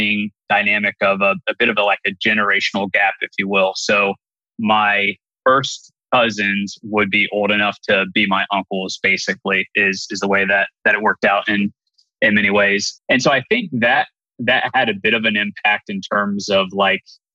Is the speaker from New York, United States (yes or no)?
no; Bellefontaine, Ohio, United States; I'm born and raised in the Bell Fountain, Ohio area